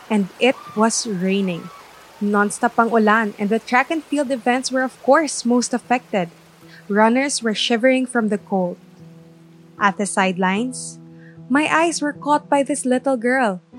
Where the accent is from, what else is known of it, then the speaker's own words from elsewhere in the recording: Davao Region, Philippines; Taga Davao.